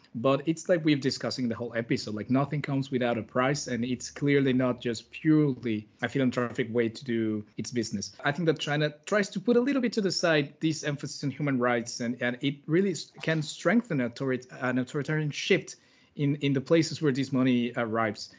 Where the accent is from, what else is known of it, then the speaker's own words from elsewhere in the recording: Mexico; I'm from Mexico